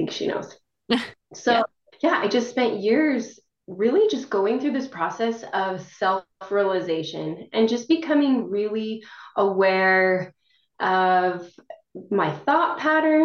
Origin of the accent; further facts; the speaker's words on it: northern Wyoming, United States; moved away as an adult; also born or lived in Arizona; now in Utah, United States; I'm originally from Wyoming, northern Wyoming. I came down to Utah for school